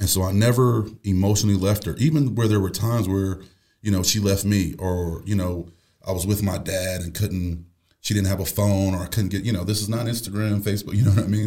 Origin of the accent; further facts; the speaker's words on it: Buffalo, New York, United States; moved away as an adult; I'm from Buffalo, New York.